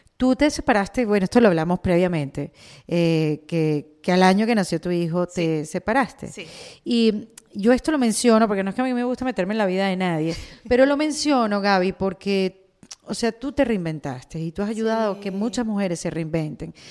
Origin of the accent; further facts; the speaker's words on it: Venezuela; now in Miami, United States; yo vengo de Venezuela